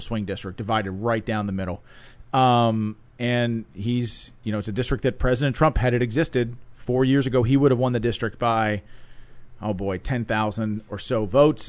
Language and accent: English; Pittsburgh, Pennsylvania, United States; came back to Pittsburgh, which is where I was born and raised